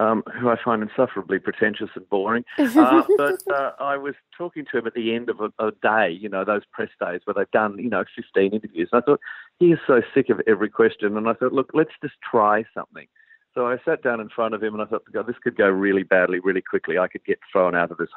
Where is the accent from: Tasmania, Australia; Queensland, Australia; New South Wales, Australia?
Tasmania, Australia; Launceston; I grew up in Tasmania, in Launceston